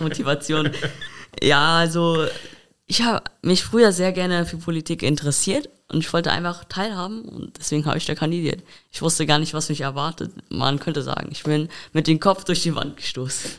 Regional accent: Koblenz, Rhineland-Palatinate, Germany; Ich komme aus der Altstadt tatsächlich auch

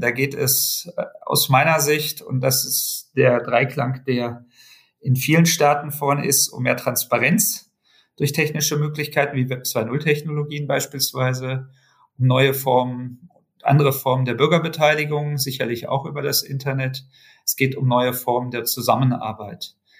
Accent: Germany; bei uns in Deutschland

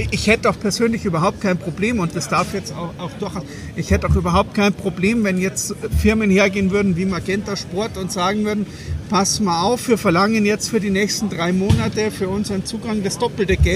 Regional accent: Munich, Bavaria, Germany; es ist doch vollkommen egal, ob ich jetzt als Münchner irgendwo 700 Kilometer in die Pampas fahre, nach Weißwasser oder direkt nach Berlin.

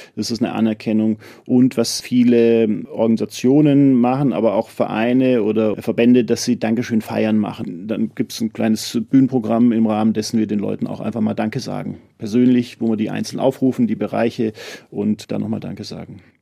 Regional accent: Munich, Bavaria, Germany; als Münchner

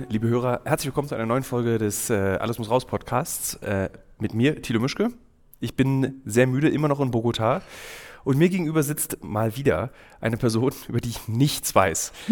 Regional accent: Berlin, Germany; ich bin Berliner, mhm. ich würde halt kaputt gehen am Heimweh. Ich würde einfach meine Stadt mhm. Berlin vermissen.

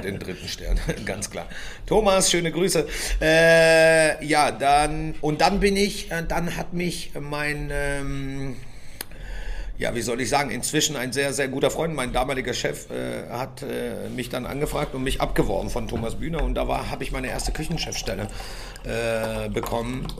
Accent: Göttingen, Lower Saxony, Germany; moved away; ich komme ursprünglich aus Göttingen

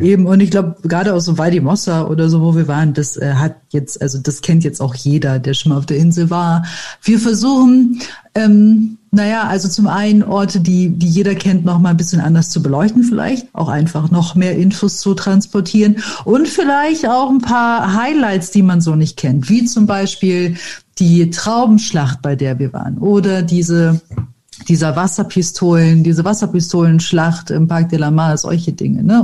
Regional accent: Bremen, Germany; moved away as an adult; now in Mallorca, Spain; ich komme aus Bremen

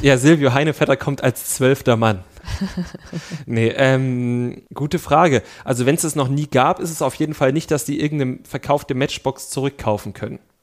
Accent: East Germany, Germany; ich komme aus dem Osten

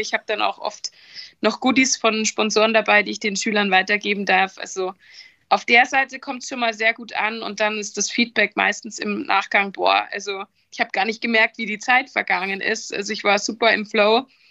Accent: Rosenheim, Bavaria, Germany; weil ich aus ähm, Südbayern komme, also südlich von München. Deswegen startete da auch die Reise genauer in Rosenheim, meinem Geburtsort, meiner Geburtsstadt

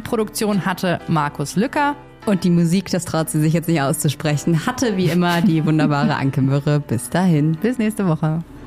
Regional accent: Germany; als Deutsche

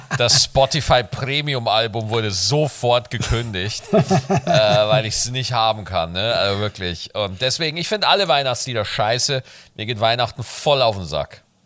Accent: Bavaria, Germany; bei uns in Bayern

